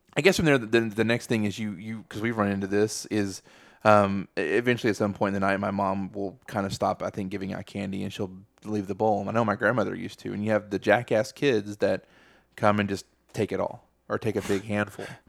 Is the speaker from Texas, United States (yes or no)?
yes; Texas, United States; we're from Texas